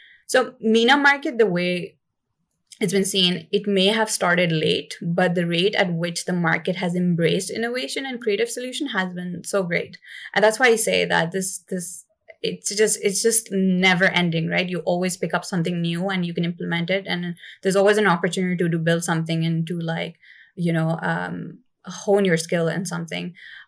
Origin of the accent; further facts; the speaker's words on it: Dubai, United Arab Emirates; I guess I grew up in Dubai, so for me, it was never really a surprise to like see something like this.